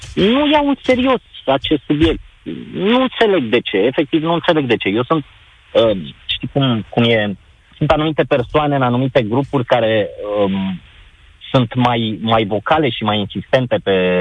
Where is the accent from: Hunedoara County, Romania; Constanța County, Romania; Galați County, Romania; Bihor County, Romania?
Constanța County, Romania; Constanța; Eu nu sunt din București, sunt din Constanța